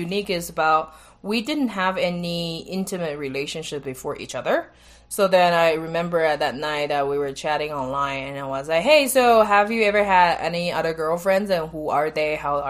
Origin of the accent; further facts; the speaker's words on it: Taiwan; moved away as an adult; also born or lived in India; then I'm from Taiwan